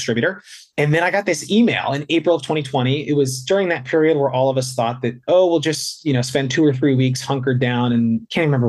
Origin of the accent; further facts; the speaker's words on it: outside New York City, United States; moved away; I grew up outside New York City in a family with a health freak for a mom